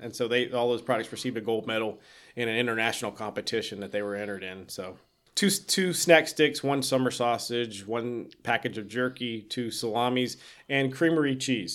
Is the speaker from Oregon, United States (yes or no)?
no; South Carolina, United States; moved away; I grew up in South Carolina